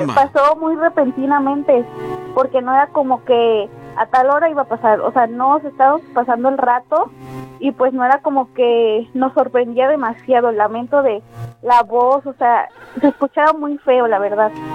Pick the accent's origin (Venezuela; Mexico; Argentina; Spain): Mexico; Córdoba, Veracruz; Soy de aquí, de Brillante Crucero